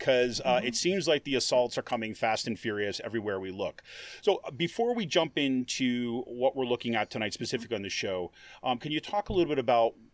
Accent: New York, United States; also born or lived in Washington, D.C. / Ohio; now in Pennsylvania, United States; I grew up in New York

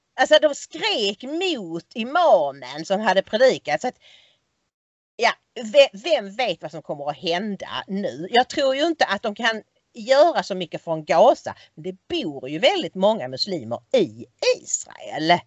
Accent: Sweden; vi är svenskar

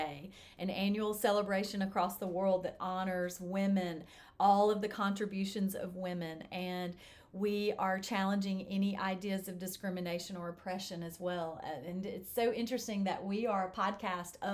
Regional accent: United States; as an American woman

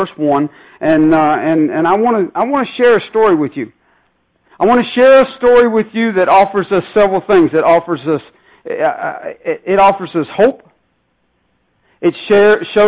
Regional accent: Northern Virginia, United States; I'm from the Northern Virginia area

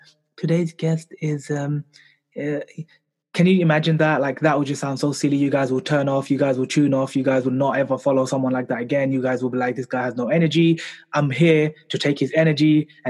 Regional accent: London, United Kingdom; I was born and raised here in London in the UK.

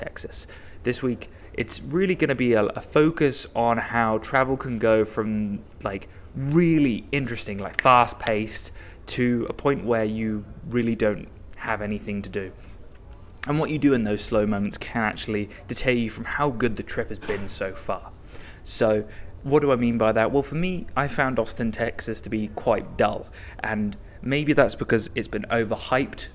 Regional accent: Reading, South East England, United Kingdom; where I'm from Reading

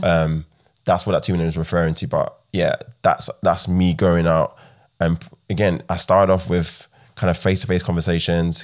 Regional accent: Ghana; also born or lived in United Kingdom; now in Midlands, United Kingdom; I'm from Ghana originally

